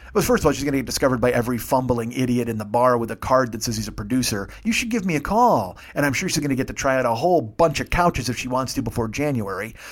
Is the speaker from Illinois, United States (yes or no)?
yes; Chicago, Illinois, United States; moved away as an adult; I'm from Chicago